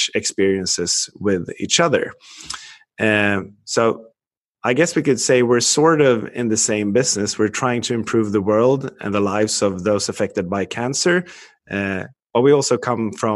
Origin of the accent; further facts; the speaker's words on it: Sweden; I was born and raised in Sweden. I still live here